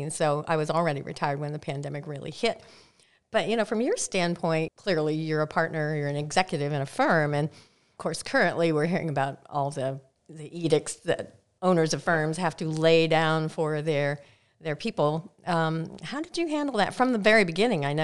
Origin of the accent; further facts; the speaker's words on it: Midwest, United States; moved away; I'm from the Midwest